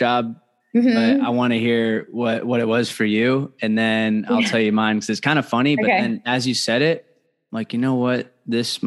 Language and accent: English; Fort Mill, South Carolina, United States; that's home for me, Fort Mill